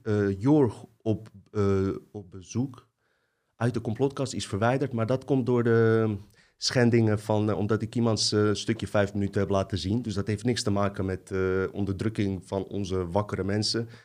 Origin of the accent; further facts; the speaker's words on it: Bosnia & Herzegovina; also born or lived in Croatia; now in Netherlands; ik kom uit Bosnië